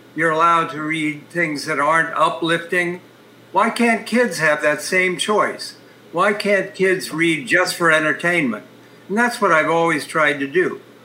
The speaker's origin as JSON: {"language": "English", "town": "Columbus", "region": "Ohio", "country": "United States", "tie": "born or raised there", "said": "my hometown, Columbus, Ohio"}